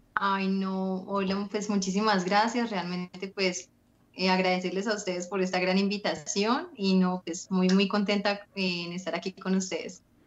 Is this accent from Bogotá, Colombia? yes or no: no; Neiva, Huila, Colombia; yo soy de Neiva, tengo 24 años